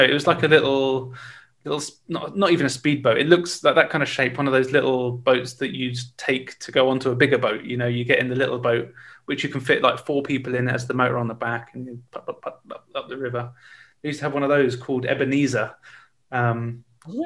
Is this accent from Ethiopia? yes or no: no; Winchester, South East England, United Kingdom; I'm from Winchester.